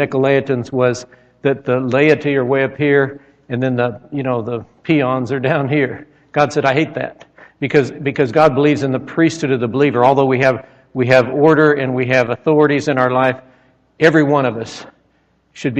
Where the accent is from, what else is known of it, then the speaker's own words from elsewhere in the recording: Nebraska, United States; when I was a child, I grew up in Nebraska